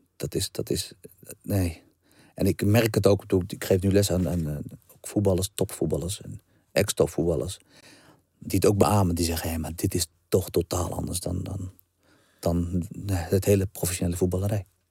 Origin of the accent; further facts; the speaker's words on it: Brummen, Gelderland, Netherlands; ik kom niet van Amsterdam West. Amsterdam West is toch totaal weer wat anders. Ik kom echt uit een dorp.